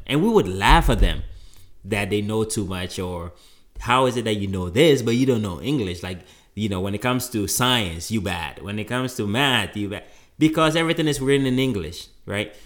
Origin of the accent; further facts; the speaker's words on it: Kumasi, Ashanti, Ghana; moved away; growing up in Ghana, of course, there were a lot of, um, uh, indigenous religions, right? Or indigenous beliefs. Um, you know, there were even in Kumasi, where I'm from